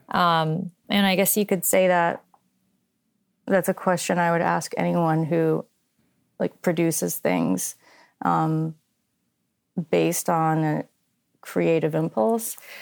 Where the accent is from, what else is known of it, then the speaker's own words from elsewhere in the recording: New England, United States; I'm from New England.